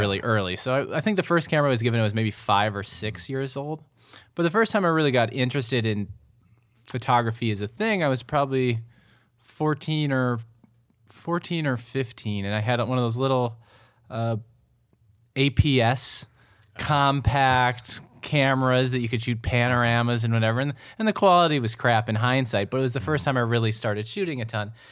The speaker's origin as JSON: {"language": "English", "town": "Mendota Heights", "region": "Minnesota", "country": "United States", "tie": "born or raised there", "also_born_or_lived": "Pennsylvania", "moved": "yes", "said": "I grew up in Mendota Heights"}